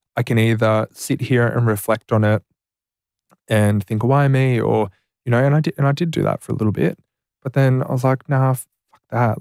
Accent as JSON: {"language": "English", "town": "Deniliquin", "region": "New South Wales", "country": "Australia", "tie": "born or raised there", "said": "I grew up in Deniliquin, very rural."}